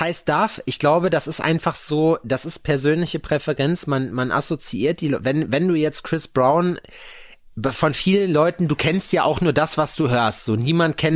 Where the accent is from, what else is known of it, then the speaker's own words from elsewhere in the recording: Lüdenscheid, North Rhine-Westphalia, Germany; now in Jena, Germany; den Lüdenscheid da hinten die, ist, äh, die Ecke, wo ich herkomme